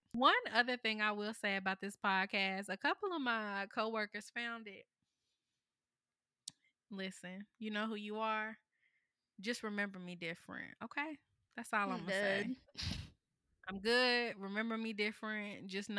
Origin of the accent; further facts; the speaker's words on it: North Carolina, United States; my mom's family is from South Carolina, and all of my dad's side of the family is from Georgia, and I grew up in North Carolina.